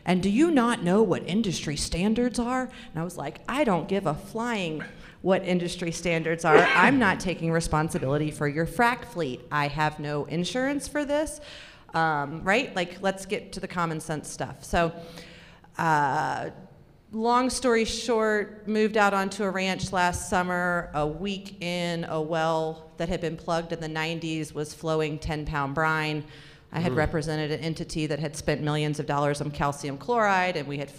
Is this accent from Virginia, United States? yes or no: no; Florida, United States; also born or lived in California / Alabama; So I grew up in Florida, California, Alabama.